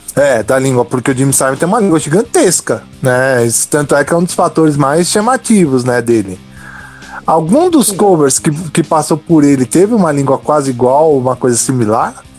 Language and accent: Portuguese; São Caetano do Sul, São Paulo, Brazil; eu sou de São Caetano